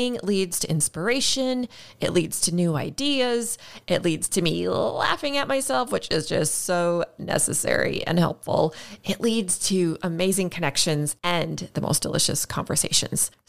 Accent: Minnesota, United States; I'm from Minnesota. We have snow.

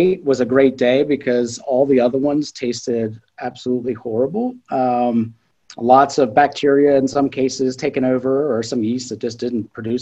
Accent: South Central Pennsylvania, United States; I grew up in South Central Pennsylvania

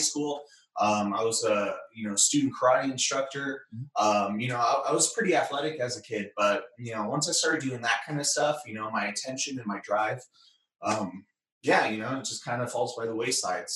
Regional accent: Bay Area, California, United States; I was born and raised in the Bay Area, California.

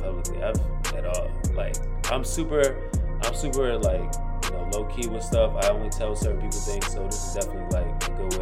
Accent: Baltimore, Maryland, United States; moved away as an adult; also born or lived in Washington, D.C. area; I went to Merville High School in Baltimore

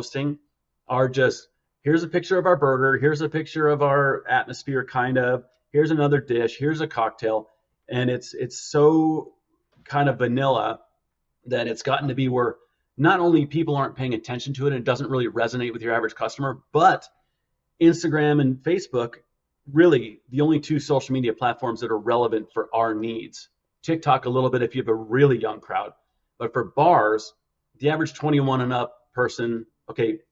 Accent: Park City, Utah, United States; moved away; also born or lived in Scottsdale, Arizona; I grew up in Park City, Utah.

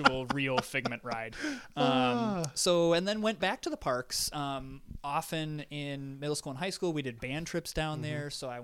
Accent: Flint, Michigan, United States; I grew up in Flint, Michigan.

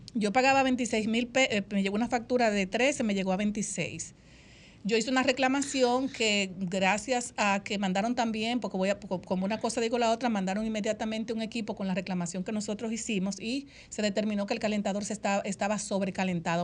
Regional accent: Dominican Republic; han etiquetado a las dominicanas, nos dicen chapeadoras

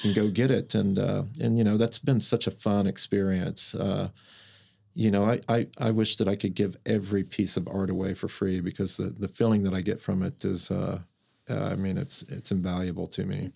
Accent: Mustang, Oklahoma, United States; also born or lived in San Francisco; I grew up in Mustang, Oklahoma

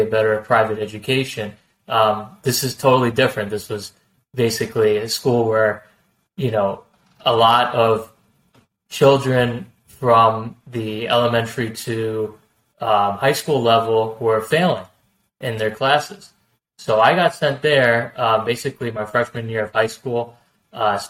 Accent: northern New Jersey, United States; also born or lived in New York State; I grew up in, you know, northern New Jersey, basically, you know, since I was a little boy

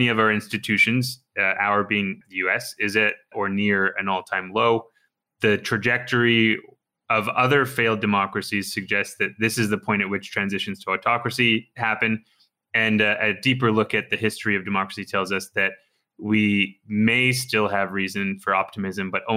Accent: Canada; I'm Canadian

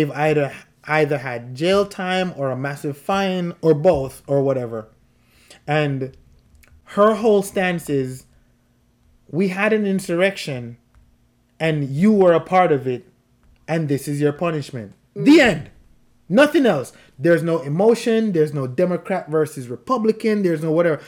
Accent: Jamaica; moved away; the people I grew up in Jamaica

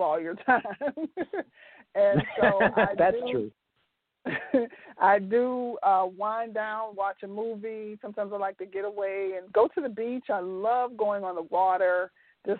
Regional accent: Youngstown, Ohio, United States; I originally was born and raised in Youngstown, Ohio

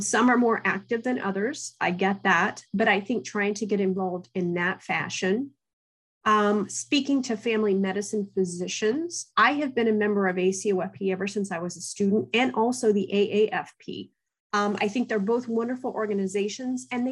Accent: Southern Ohio, United States; growing up in Southern Ohio, I'm actually a first generation college student

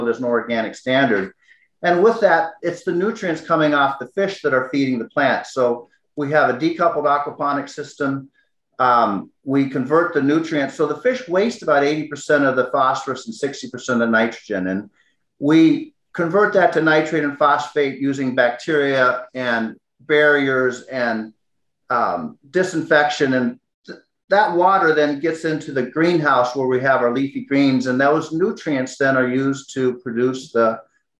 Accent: Midwest, United States; I grew up in the Midwest.

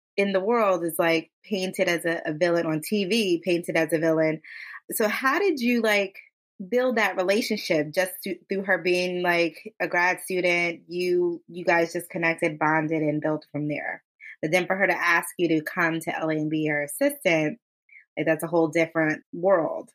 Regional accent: Westfield, New Jersey, United States; I grew up in Westfield, which in New Jersey is like a predominantly white town

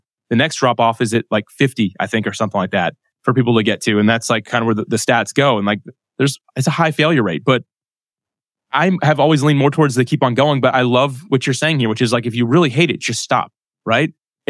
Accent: Jacksonville, Florida, United States; well, I was born and raised in Jacksonville, Florida. I live here, but I don't surf because I can't stand up on a surfboard.

